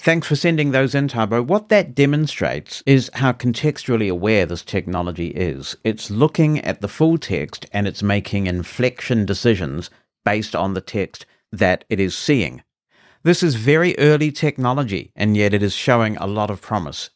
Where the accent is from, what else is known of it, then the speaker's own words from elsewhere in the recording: New Zealand; accent: New Zealand; my New Zealand accent